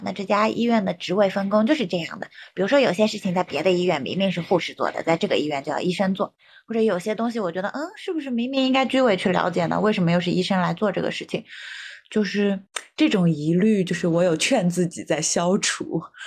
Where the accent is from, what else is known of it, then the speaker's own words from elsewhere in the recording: China; 我们中国人那么多